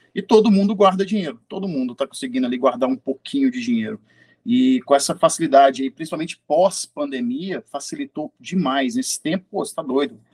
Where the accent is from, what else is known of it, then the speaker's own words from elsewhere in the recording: Belo Horizonte, Minas Gerais, Brazil; now in Lagoa Santa, Brazil; eu sou de Belo Horizonte, atualmente morando em Lagoa Santa